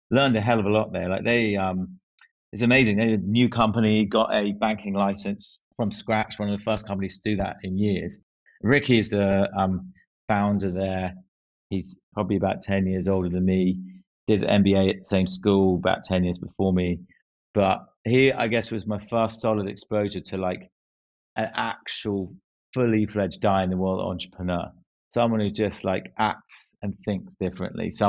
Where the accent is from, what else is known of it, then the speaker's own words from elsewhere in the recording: Northern Ireland, United Kingdom; I'm glad I've only got one accent now, but um yeah, that's something I picked up from um from growing up in Ireland.